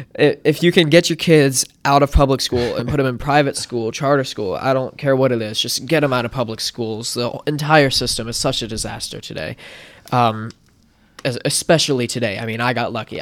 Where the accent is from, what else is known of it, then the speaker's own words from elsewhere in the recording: Wellington, Florida, United States; also born or lived in Martin County, Florida; I was born in Wellington, Florida, and, uh, raised around the Wellington-Lake Worth area, which is you know, twenty minutes from here